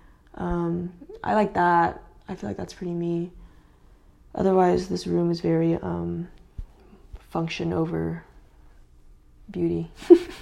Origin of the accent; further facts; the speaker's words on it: California, United States; moved away; I'm from California, so all my family's over there